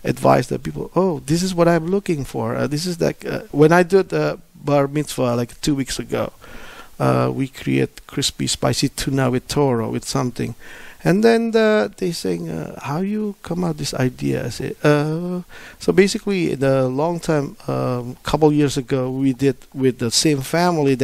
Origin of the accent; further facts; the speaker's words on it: Indonesia; moved away; I'm from Indonesia